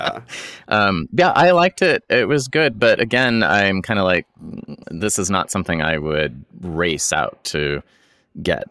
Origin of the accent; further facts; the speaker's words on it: Boise, Idaho, United States; moved away as an adult; before I moved away from Boise. And, uh, I think I was a high school student.